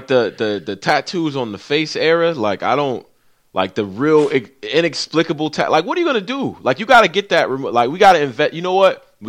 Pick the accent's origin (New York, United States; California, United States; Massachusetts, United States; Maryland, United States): New York, United States; Western; They are from Western New York. If we count all of New York, then cool. But they from where I'm from.